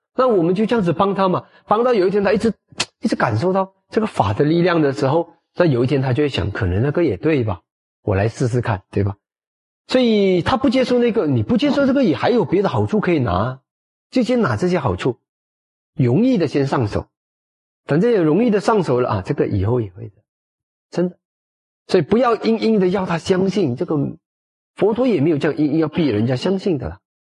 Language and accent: Chinese; Malacca, Malaysia; 到马来家，到我们的家乡